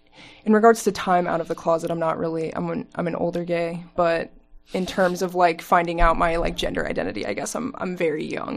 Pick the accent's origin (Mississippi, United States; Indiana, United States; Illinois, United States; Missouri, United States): Indiana, United States; Avon; now in Bloomington, United States; I'm actually from Avon, Indiana